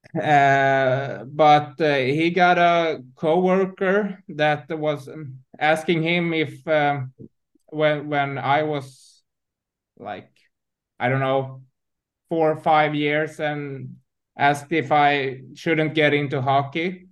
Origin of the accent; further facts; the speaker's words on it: Huddinge, Stockholm County, Sweden; I'm from Stockholm, born and raised in in um, Stockholm, uh, in Huddinge, uh, in the south southern part of um, Stockholm